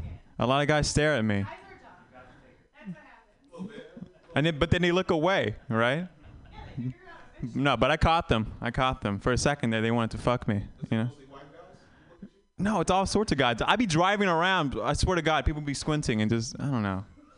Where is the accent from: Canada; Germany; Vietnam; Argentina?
Vietnam; I'm I'm Vietnamese and I tell people I was born in Vietnam. And I haven't been back.